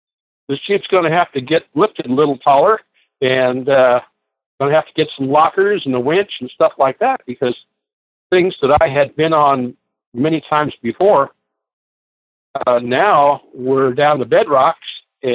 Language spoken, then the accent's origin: English; Los Angeles, California, United States; I was born in Los Angeles. In fact, I was born in East Los Angeles.